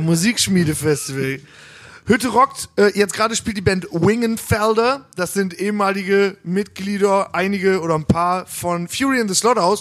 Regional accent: Hagen, North Rhine-Westphalia, Germany; bei Stocks bei uns in Hagen

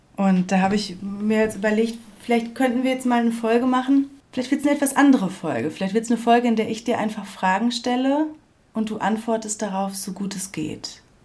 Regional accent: Sauerland, North Rhine-Westphalia, Germany; moved away; dort ins Sauerland, wo ich herkomme. Mhm. Wo ich aufgewachsen bin

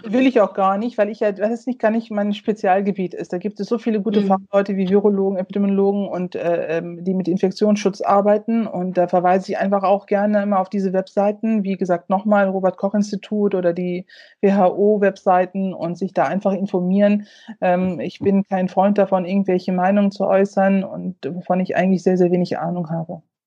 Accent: North Rhine-Westphalia, Germany; NRW als mein Heimatland oder Heimatbundesland

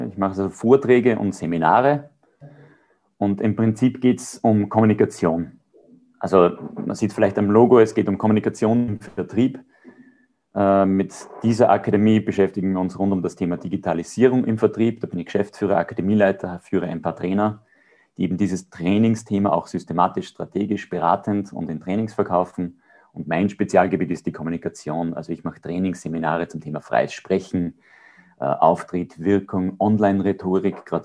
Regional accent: Austria; ich würde gern beides sagen, ja, weil als Österreicher ist prädestiniert Berge

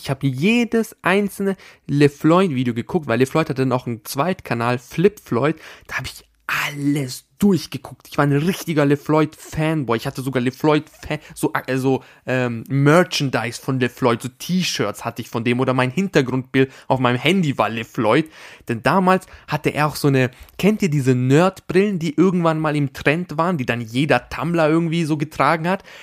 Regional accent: Austria; da, wo ich herkomme, da, wo ich äh, geboren bin, in diesem Bundesland in Österreich

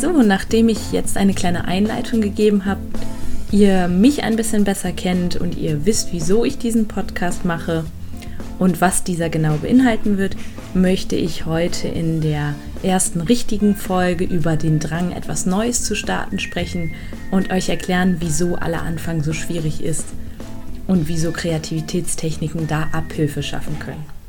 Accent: Germany; bei uns in Deutschland

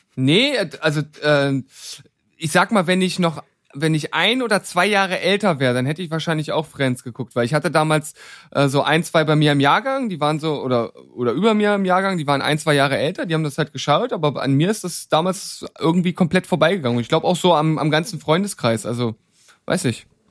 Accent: Leipzig, Saxony, Germany; zu meiner Heimatstadt

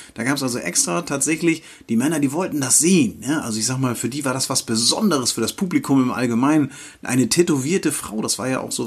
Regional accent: Northern Germany, Germany; hier bei uns im Norden

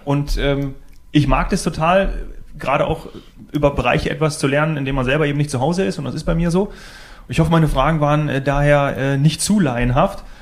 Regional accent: Northern Hesse, Germany; now in Bavaria, Germany; ich komme aus Nordhessen

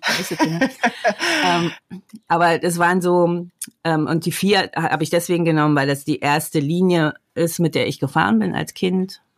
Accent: the East, East Germany, Germany; Ich bin ja ähm, im Osten groß geworden, sozialisiert worden

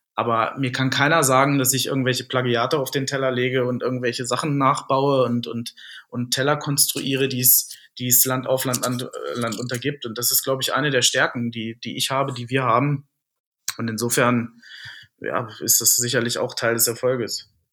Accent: near Wolfsburg, Lower Saxony, Germany; moved away as an adult; now in Munich, Germany; Ich komme ja äh, gebürtig aus der Nähe von Wolfsburg

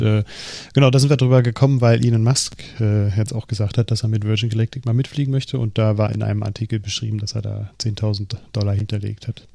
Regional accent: Germany

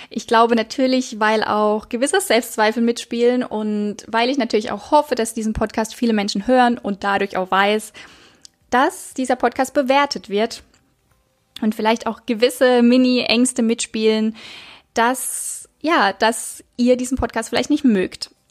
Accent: Baden-Baden, Baden-Württemberg, Germany; Ich bin 29 Jahre und ich komme, ja, ich komme aus der Nähe von Karlsruhe, also von Baden-Baden. Ja, einfach im Süden, Süden von Deutschland, zwischen Karlsruhe und Freiburg, würde ich jetzt mal so sagen.

